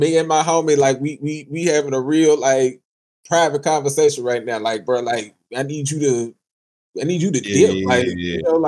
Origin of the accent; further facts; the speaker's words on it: the South, United States; moved away; I'm from the South. I ain't even from here